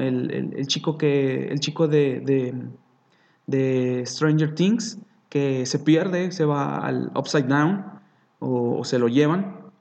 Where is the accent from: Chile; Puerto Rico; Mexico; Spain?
Mexico; nosotros como mexicanos